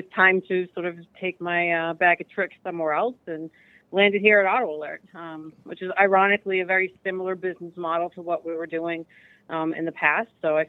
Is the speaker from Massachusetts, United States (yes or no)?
yes; Massachusetts, United States; The suburbs of Boston.